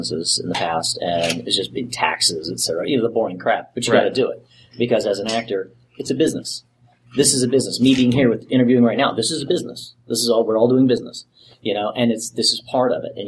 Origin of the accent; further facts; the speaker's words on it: Texas, United States; I'm from Texas